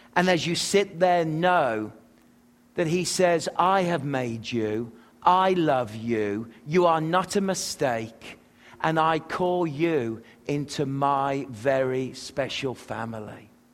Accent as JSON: {"language": "English", "region": "England", "country": "United Kingdom", "tie": "born or raised there", "also_born_or_lived": "Manitoba", "moved": "as an adult", "lives_now": "Rutland, United States", "said": "We English people"}